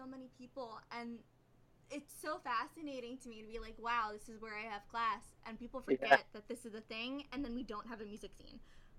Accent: New York City, New York, United States; I'm from Staten Island, New York, which is part of New York City.

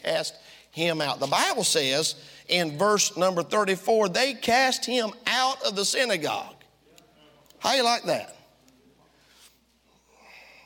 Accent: Tifton, Georgia, United States; moved away; also born or lived in South Africa; I'm from down south. Some of y'all didn't know that. I was born in South Georgia, a place called Tifton

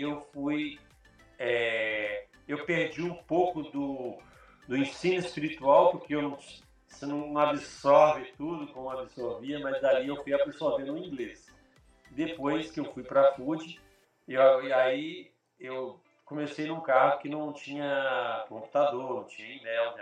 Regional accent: Brasília, Federal District, Brazil; first language Portuguese; moved away as an adult; now in Australia; em Brasília

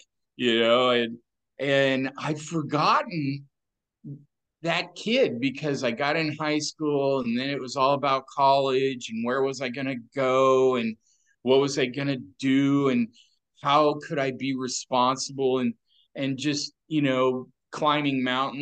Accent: Oregon, United States; I grew up here in Oregon

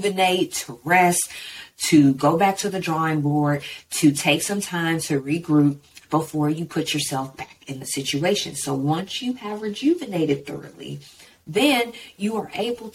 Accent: Texas, United States; growing up in Texas in my mind frame of I'm from Texas and Texas is everything

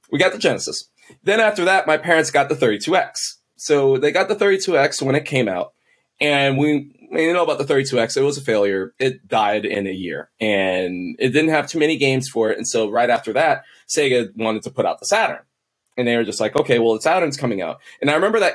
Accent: Texas, United States; also born or lived in Kansas City; I'm from Kansas City. We've lived in Texas for most of our lives. Okay. I was about to start high school and we moved back to Kansas City

